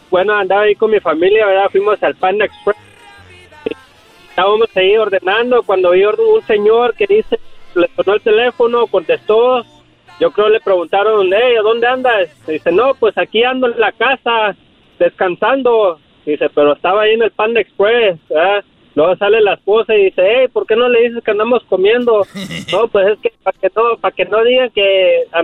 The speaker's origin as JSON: {"language": "Spanish", "town": "Cuernavaca", "region": "Morelos", "country": "Mexico", "moved": "yes", "lives_now": "California, United States", "said": "yo soy Morelos. ¿De Cuernavaca, Morelos."}